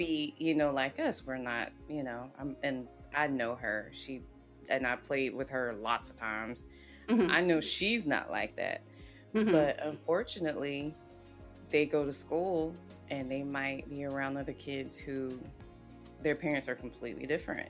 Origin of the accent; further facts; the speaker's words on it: the South, United States; And then for me, growing up in the South, it was predominantly vanilla mm-hmm. and very, very few Latinos.